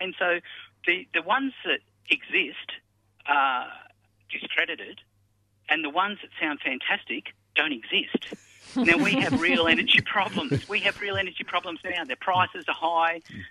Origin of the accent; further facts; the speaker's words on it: Australia; as an Australian